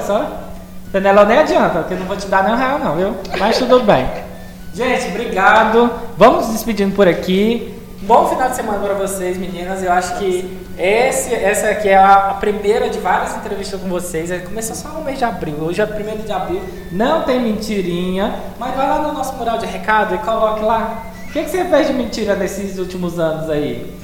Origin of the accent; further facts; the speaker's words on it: Brazil; a gente é brasileiro